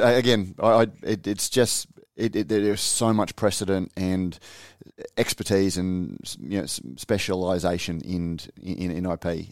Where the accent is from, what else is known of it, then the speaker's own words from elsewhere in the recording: Australia; as an Australian